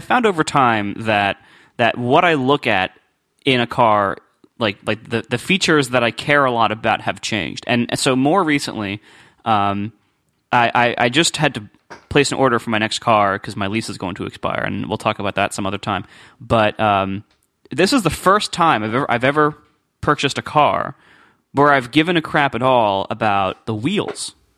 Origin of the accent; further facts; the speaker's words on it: Columbus, United States; I did all, like, car dealership stuff when I was growing up in Columbus.